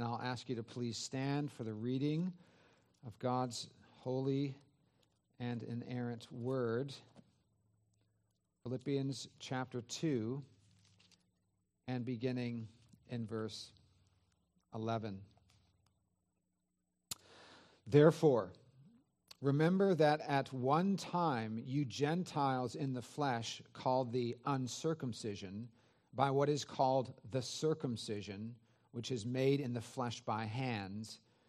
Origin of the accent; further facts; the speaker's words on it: Santa Clara Valley, California, United States; it was exciting to be back in the area that I grew up in the San Francisco Bay Area, Santa Clara Valley.